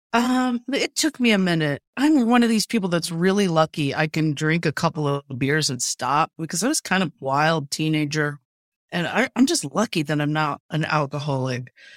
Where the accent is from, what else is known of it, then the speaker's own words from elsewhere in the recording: Urbana, Ohio, United States; I grew up in Urbana, it was a, it was a manufacturing town